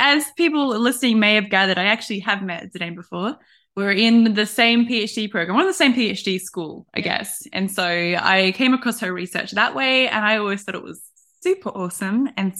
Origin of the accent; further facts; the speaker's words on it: Australia; accent: Australian; now in Europe; I think now for an Australian, my accent is pretty neutral. Like, it definitely is still Australian.